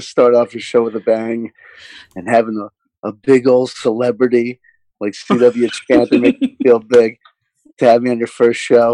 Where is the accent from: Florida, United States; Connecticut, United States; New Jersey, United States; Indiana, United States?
New Jersey, United States; I grew up in New Jersey